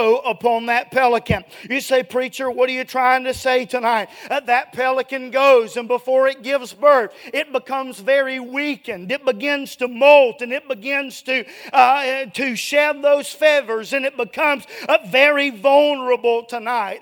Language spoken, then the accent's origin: English; Dallas, Georgia, United States; moved away as an adult; I'm from Dallas, Georgia. It's about an hour and a half south of here